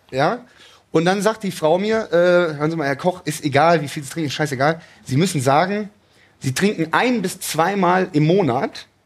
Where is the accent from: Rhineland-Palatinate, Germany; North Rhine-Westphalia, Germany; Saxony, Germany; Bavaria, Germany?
North Rhine-Westphalia, Germany; Cologne; bin nach Hause nach Köln gezogen, also wieder in meine Heimatstadt Köln gezogen